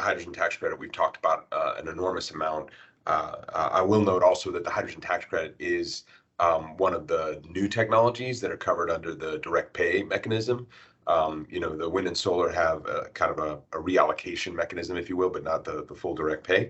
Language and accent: English; United States; as an American